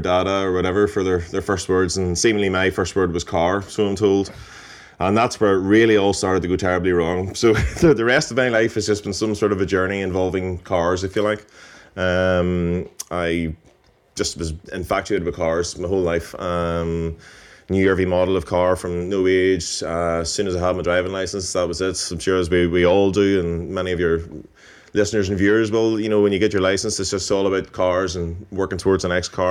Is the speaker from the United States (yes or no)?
no; Belfast, Northern Ireland, United Kingdom; moved away as an adult; now in County Fermanagh, United Kingdom; I'm from Belfast, but I live in County Fermanagh